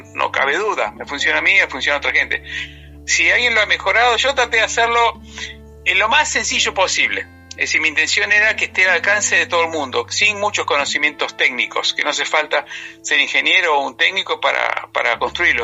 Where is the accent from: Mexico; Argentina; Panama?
Argentina; also born or lived in New York, United States; volví, volví a los cinco años a Argentina y todos mis estudios, primaria, secundaria, facultad, todo, mi cultura, mi cultura argentina.